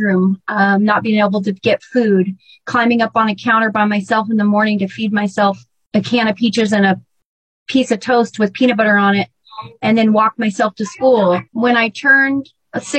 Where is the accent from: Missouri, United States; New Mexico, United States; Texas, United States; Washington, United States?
Washington, United States; Burlington; And I was raised in Burlington, Washington, and I was there from third grade through high school.